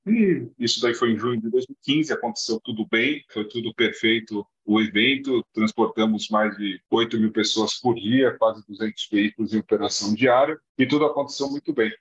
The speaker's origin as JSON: {"language": "Portuguese", "country": "Brazil", "said": "que sou brasileiro"}